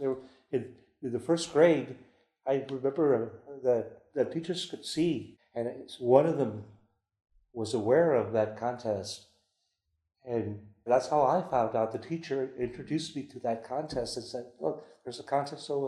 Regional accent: San Antonio, Texas, United States; born or raised there; also born or lived in Monterrey, Mexico

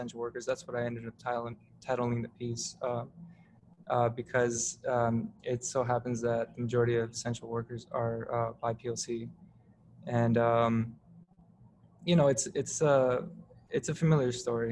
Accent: Southern California, United States; now in New Haven, United States; I grew up in SoCal

